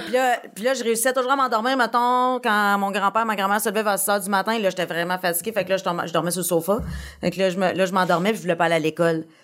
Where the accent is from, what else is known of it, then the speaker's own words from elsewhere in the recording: Abitibi, Quebec, Canada; moved away as an adult; now in Montreal, Canada; je suis partie d'Abitibi, j'avais 19 ans